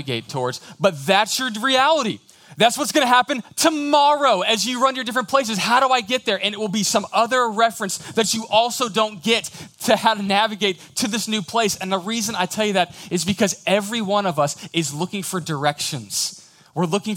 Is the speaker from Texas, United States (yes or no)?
yes; Houston, Texas, United States; moved away as an adult; now in College Station, United States; I grew up in the big city. I grew up in Houston.